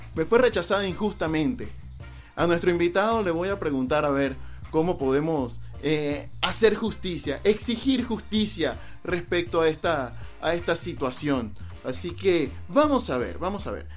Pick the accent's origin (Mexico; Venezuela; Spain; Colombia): Venezuela; eastern Venezuela; soy venezolano, y en el oriente de Venezuela, de donde vengo precisamente